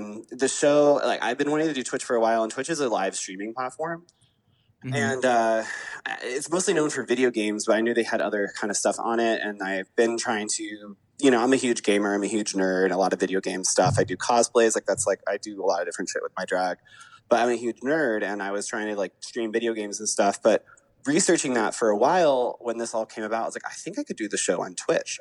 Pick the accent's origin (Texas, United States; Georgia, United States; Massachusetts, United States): Georgia, United States; Atlanta; I was raised in Atlanta